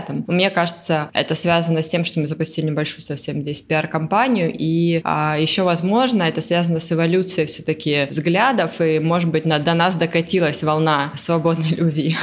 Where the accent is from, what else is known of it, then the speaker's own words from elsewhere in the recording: Taganrog, Rostov Oblast, Russia; moved away; also born or lived in Moscow / London; я из Таганрога